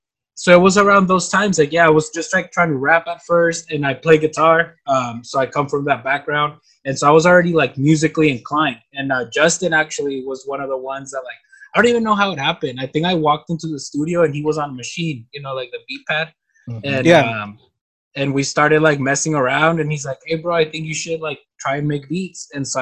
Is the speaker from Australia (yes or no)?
no; Mexicali, Baja California, Mexico; first language Spanish; English is a second language; So I'm from Mexicali, but I mean I've been living here for you know, I'm 27